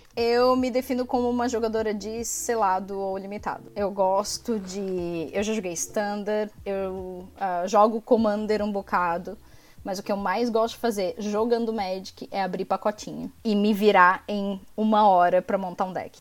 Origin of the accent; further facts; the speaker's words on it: Brasília, Federal District, Brazil; now in Florianópolis, Brazil; apesar de ser natural de Brasília, eu vivo em Florianópolis há uma parte da minha vida